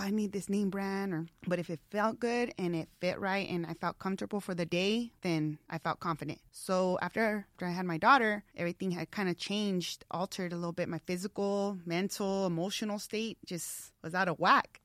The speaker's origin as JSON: {"language": "English", "town": "Tucson", "region": "Arizona", "country": "United States", "tie": "born or raised there", "also_born_or_lived": "Los Angeles", "moved": "as an adult", "said": "I moved back to Tucson, my hometown, which I love, last summer"}